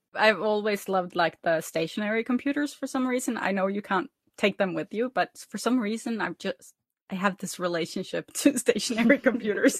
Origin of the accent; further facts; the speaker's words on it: Norway; I'm from Norway